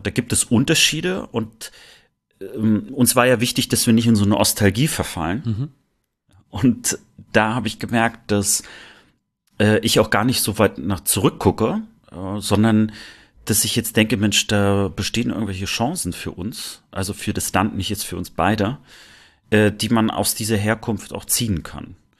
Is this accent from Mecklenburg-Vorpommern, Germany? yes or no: yes; Rostock, Mecklenburg-Vorpommern, Germany; born or raised there; moved away as an adult; now in Cologne, Germany